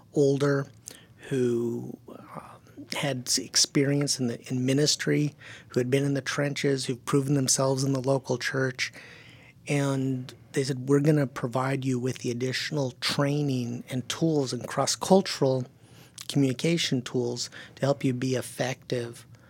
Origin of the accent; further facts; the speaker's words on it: California, United States; first language German; English is a second language; also born or lived in Silicon Valley; he came back to California with his German bride. And I was born about a year later.